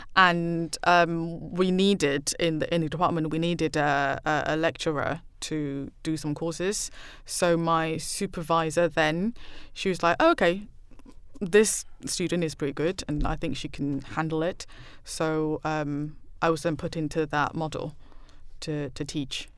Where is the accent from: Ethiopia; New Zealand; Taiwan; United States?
Taiwan; Taipei; English is a second language; moved away as an adult; now in United Kingdom; I grew up in Taiwan and I know the hidden rules and all